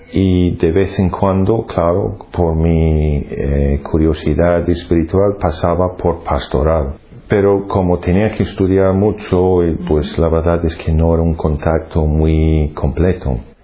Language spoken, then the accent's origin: Spanish; Glasgow, Scotland, United Kingdom; Spanish is a second language; moved away as an adult; now in Madrid, Spain; Yo soy británico, nacido en Glasgow, la ciudad más grande de Escocia y llevo aquí en España unos 20 años